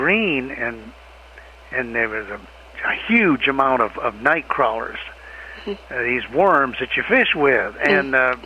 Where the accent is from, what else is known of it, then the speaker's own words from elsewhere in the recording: Kalamazoo, Michigan, United States; moved away as an adult; now in Tennessee, United States; I grew up in Kalamazoo, Michigan